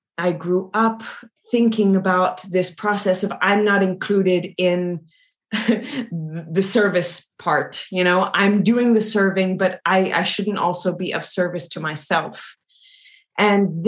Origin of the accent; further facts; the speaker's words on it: Louisiana, United States; I'm originally from Louisiana in the US, deep south.